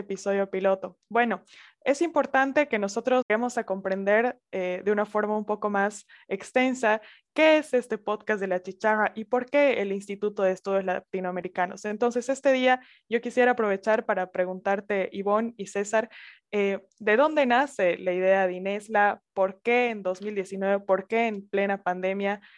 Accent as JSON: {"language": "Spanish", "town": "Sucre", "region": "Chuquisaca", "country": "Bolivia", "also_born_or_lived": "Santa Cruz de la Sierra", "said": "soy boliviana, soy de la capital Sucre y estoy grabando en este preciso momento en Santa Cruz de la Sierra, igual Bolivia."}